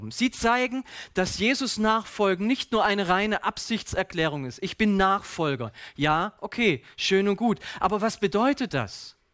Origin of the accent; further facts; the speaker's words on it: Baden-Württemberg, Germany; So als Schwabe müssen wir manchmal Dinge vergeblich darin suchen